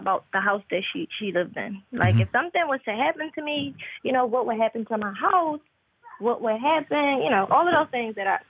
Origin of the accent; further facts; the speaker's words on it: Philadelphia, Pennsylvania, United States; So I'm in Pennsylvania. I'm originally from Philadelphia.